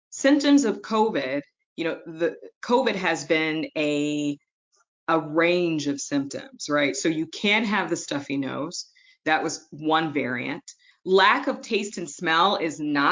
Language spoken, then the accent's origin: English; Detroit, Michigan, United States; also born or lived in Wellesley, Massachusetts / Maryland / Indiana / Akron, Ohio; my hometown, Detroit, Motor City Motown